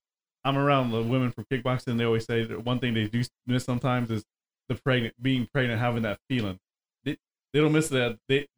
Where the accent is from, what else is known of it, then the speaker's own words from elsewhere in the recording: South Texas, United States; I grew up in South Texas.